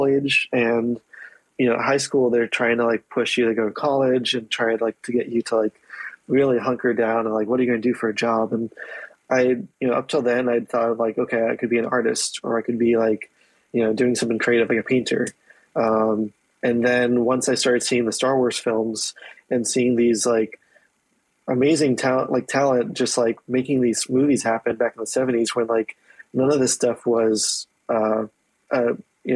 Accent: East Coast, United States; grew up in East Coast

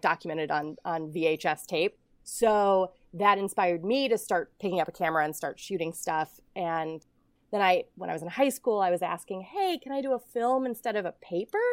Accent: Ohio, United States; I grew up in Ohio and I was, I grew up in the snow belt.

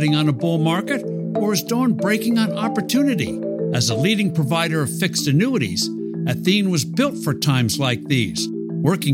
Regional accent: New Jersey, United States; New Jersey, my home state

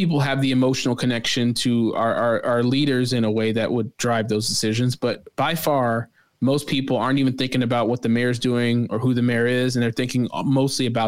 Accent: Chicago, Illinois, United States; I'm a Chicagoan through and through

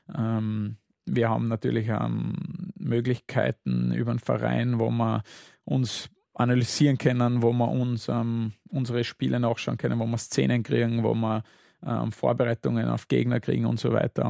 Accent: Saalfelden, Salzburg, Austria; now in Vienna, Austria; ich bin in Zwölföden am Salzburgland aufgewachsen

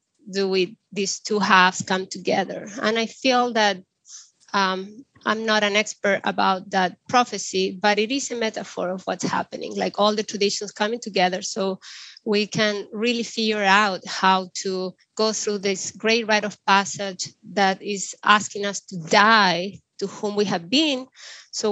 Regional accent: Chile; I grew up in the Andes of Chile

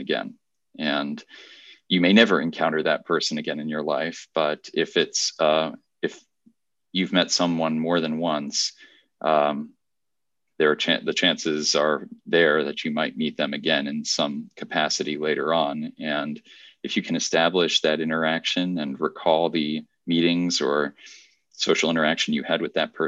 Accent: Virginia, United States; I actually competed in the Virginia State Geography Bee

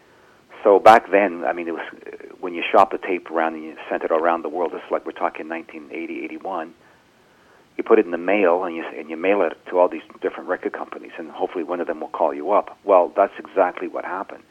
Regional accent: Canada; We're a Canadian band.

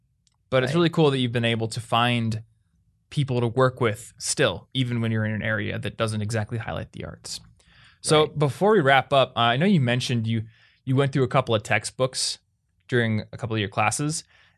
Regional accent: Des Moines, Iowa, United States; I come from Des Moines, Iowa.

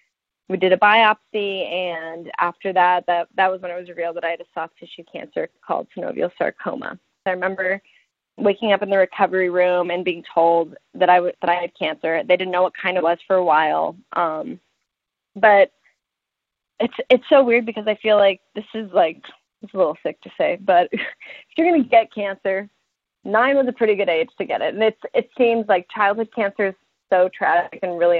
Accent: Denver, Colorado, United States; I was born in Denver, Colorado, and I grew up there

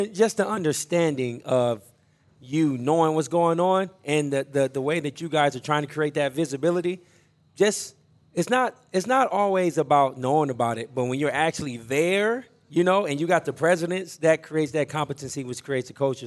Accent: Omaha, Nebraska, United States; growing up in North Omaha

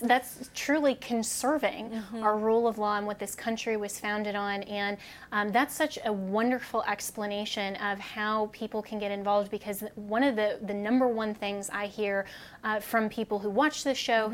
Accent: Colorado, United States; my home state of Colorado

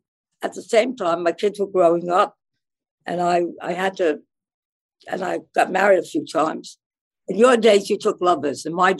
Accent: New York City, New York, United States; I grew up in the Bronx. At that time, we were living on East 208th Street when I went to college in the Bronx.

